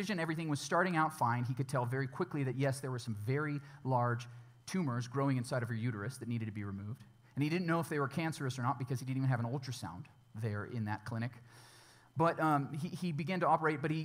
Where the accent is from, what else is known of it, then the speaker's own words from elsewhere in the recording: United States; American Christians